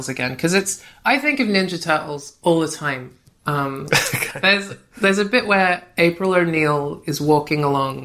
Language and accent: English; Australia; moved away as an adult; also born or lived in Brighton; now in London, United Kingdom; I grew up in Australia